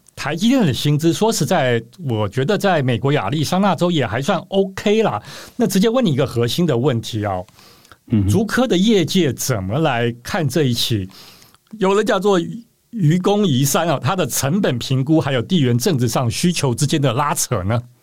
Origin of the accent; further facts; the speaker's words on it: Taiwan; 我们台湾这边当然很多的讨论啊